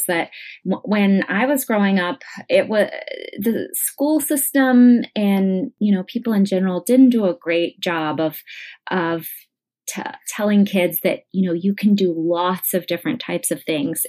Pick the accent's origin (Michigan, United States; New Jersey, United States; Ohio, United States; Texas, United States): Texas, United States; Weatherford; also born or lived in Dallas suburb, Texas / San Antonio, Texas / Hawaii; now in Austin, United States; I grew up in Weatherford and went there for high school